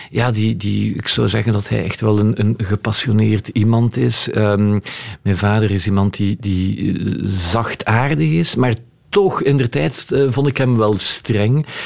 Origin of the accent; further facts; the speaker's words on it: Flanders, Belgium; Eh, het Frans, ik ben wel een Vlaming, maar ik spreek ook wel Frans.